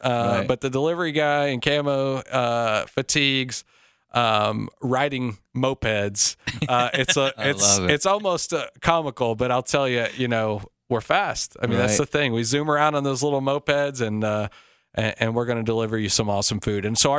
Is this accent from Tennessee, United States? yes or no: yes; Cleveland, Tennessee, United States; moved away as an adult; also born or lived in Nashville / California / Japan / Afghanistan; I grew up in Cleveland, Tennessee, and, you know, I was in high school when, you know, Peyton Manning and T. Martin were, you know, and T. Martin won the national championship. I grew up a Vol fan.